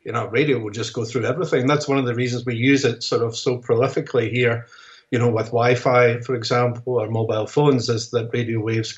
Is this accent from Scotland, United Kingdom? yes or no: yes; Scotland, United Kingdom; as a Scotsman